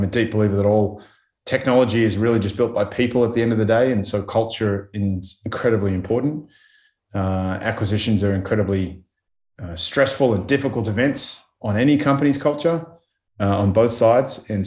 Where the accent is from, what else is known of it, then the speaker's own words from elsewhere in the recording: Australia; being Australian